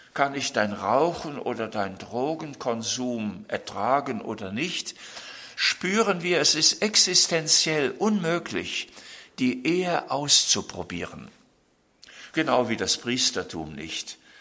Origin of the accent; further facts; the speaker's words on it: Germany; bei uns in Deutschland